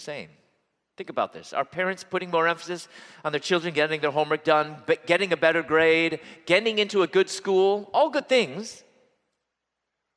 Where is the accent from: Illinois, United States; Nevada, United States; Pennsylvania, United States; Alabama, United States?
Illinois, United States; Chicago; moved away as an adult; also born or lived in Louisville; I'm originally from Chicago, and I moved at that point to Louisville, where I was going to dental school